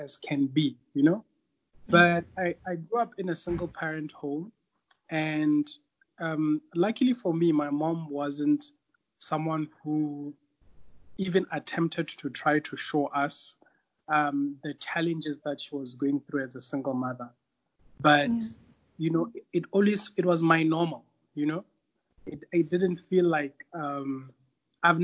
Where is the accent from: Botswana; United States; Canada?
Botswana; also born or lived in Zambia; now in Tanzania; So I was born in Zambia, raised in Botswana